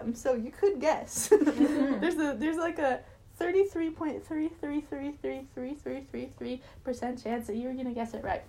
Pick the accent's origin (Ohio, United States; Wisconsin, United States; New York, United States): Wisconsin, United States; Thresa is the name of the town that it's in Wisconsin